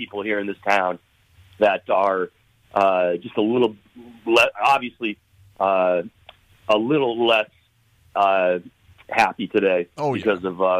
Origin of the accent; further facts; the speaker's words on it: Michigan, United States; myself growing up in Michigan.